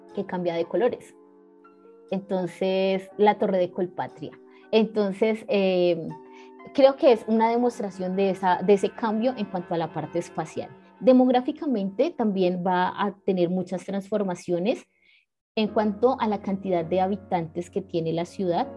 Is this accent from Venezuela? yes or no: no; Cali, Valle del Cauca, Colombia; now in Bogotá, Colombia; los que no somos de Bogotá, los que venimos de fuera, incluso de ciudades como Cali